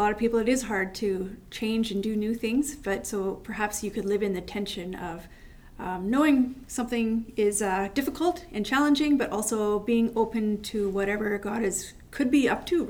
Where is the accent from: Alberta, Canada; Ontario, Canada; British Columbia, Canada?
British Columbia, Canada; Steveston; We see her, we're from Steveston, and we see her always walking around.